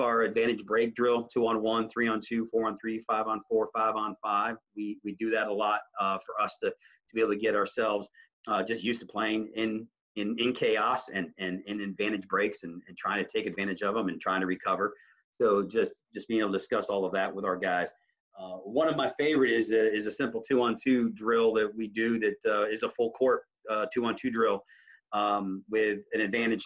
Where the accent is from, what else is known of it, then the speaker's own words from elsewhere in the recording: Ohio, United States; now in Washington DC metro area, United States; I grew up in Ohio and to move here in the DMV